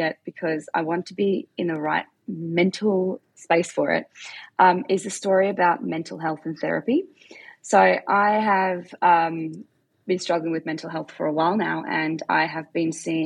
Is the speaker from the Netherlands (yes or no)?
no; Perth, Western Australia, Australia; also born or lived in South Africa; I am from Perth in Australia